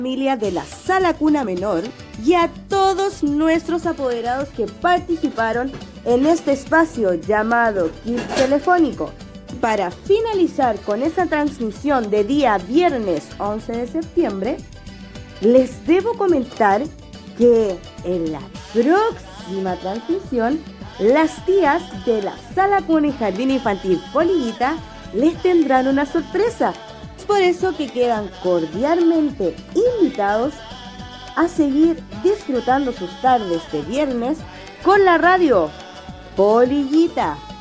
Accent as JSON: {"language": "Spanish", "country": "Chile", "said": "nuestro país, de Chile"}